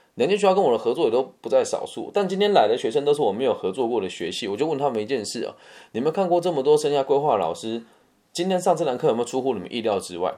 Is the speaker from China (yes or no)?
no; Taiwan; 我也是台湾人